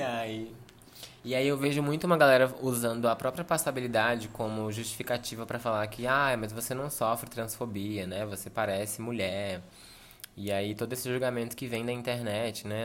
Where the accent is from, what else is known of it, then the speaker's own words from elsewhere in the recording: São Sebastião, Federal District, Brazil; sou brasiliense e, enfim, venho de uma cidade chamada São Sebastião